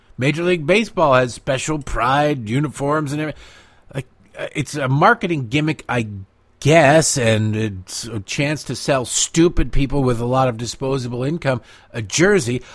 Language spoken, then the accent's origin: English; Detroit, Michigan, United States; growing up in Detroit